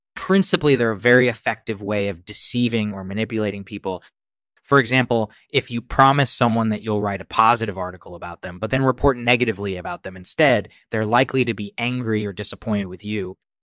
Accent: India; moved away as an adult; now in United States; I'm originally from India, and I've been living in the United States for the last ten years or so.

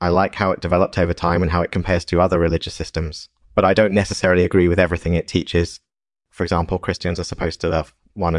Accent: Massachusetts, United States; now in Pennsylvania, United States; I was born and raised in Massachusetts, but I've been living in Pennsylvania for the past few years.

